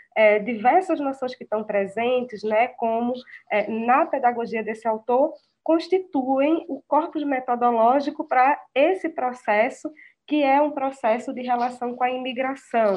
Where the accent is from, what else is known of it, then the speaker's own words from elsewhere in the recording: Recife, Pernambuco, Brazil; como educadora, como recifense